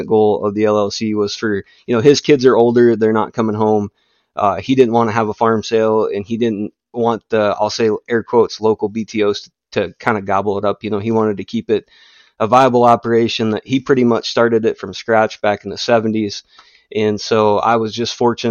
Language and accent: English; West Central South Dakota, United States; accent: northern; I grew up in West Central South Dakota, which is about 4 hours from where I'm at now, more in the northeast part of the state.